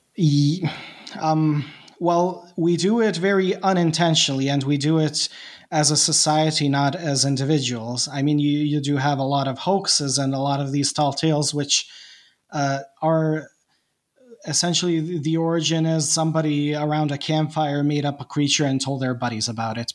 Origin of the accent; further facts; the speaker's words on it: Bosnia & Herzegovina; English is a second language; I'm Bosnian and I'm not an English speaker